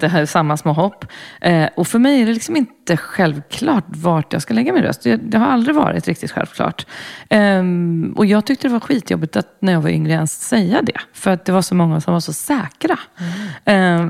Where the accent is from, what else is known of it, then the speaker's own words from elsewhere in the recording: Brussels, Brussels-Capital Region, Belgium; moved away; jag växte upp i Bryssel i, med, eh, åttio-nittiotalet